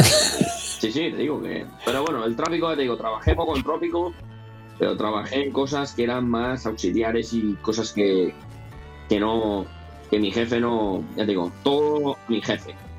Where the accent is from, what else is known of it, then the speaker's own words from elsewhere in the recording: Spain; first language Spanish; moved away as an adult; now in United States; yo soy español y bueno, aunque soy ahora ya soy aquí ciudadano norteamericano, pero yo soy, yo español, mi primer idioma es el español, y, la, la, vida que tuve en España, los 20 años que viví en España antes de venirme aquí